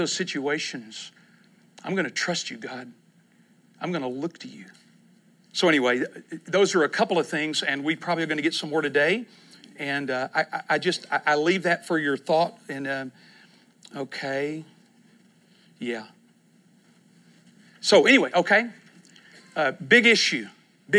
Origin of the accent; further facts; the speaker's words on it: East Texas, United States; also born or lived in Kentucky; now in Oklahoma City, United States; I grew up in East Texas